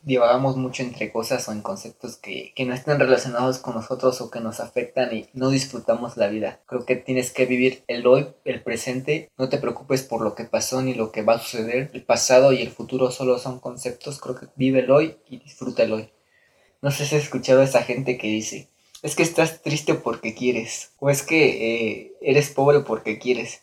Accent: Mexico; nuestros ancestros que nosotros somos de México

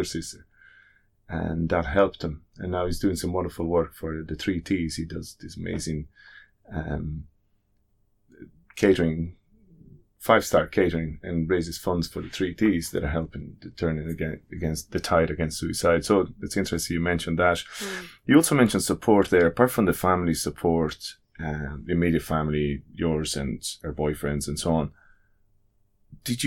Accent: Italy; now in Ireland; I grew up in Italy

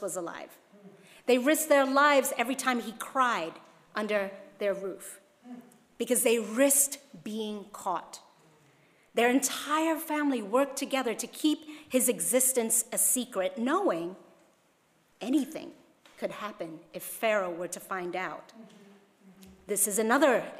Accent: Hong Kong; moved away; when I was growing up in Hong Kong

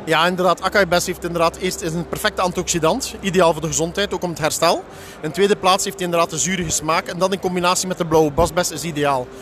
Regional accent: Belgium; Ik kom eh, uit België, het bedrijf is in Nederland net op de grens

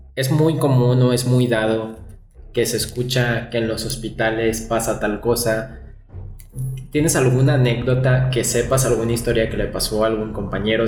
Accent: León, Guanajuato, Mexico; aquí en, en León, creo que no lo habíamos mencionado, somos de León, Guanajuato

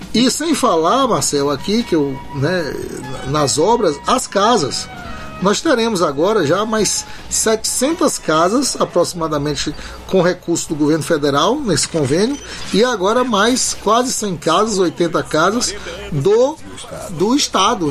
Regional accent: Itabuna, Bahia, Brazil; eu cresci brincando no bairro da Conceição

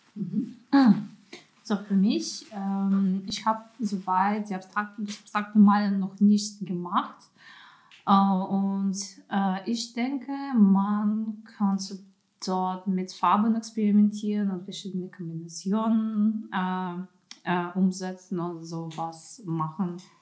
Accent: Düsseldorf, North Rhine-Westphalia, Germany; ich komme aus Düsseldorf

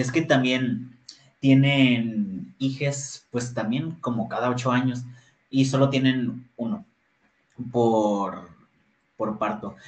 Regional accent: Ciudad Victoria, Tamaulipas, Mexico; soy de Ciudad Victoria, Tamaulipas.

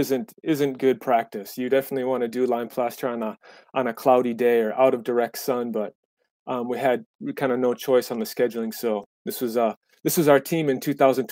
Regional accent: United States; moved away as an adult; also born or lived in Japan; I was born in the United States

